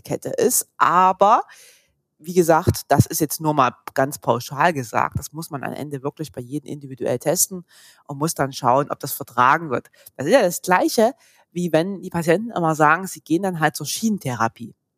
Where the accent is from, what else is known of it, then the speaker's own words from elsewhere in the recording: Saxony, Germany; moved away as an adult; now in Stuttgart, Germany; Ursprünglich komme ich aus Sachsen, war da schon Physio in Sachsen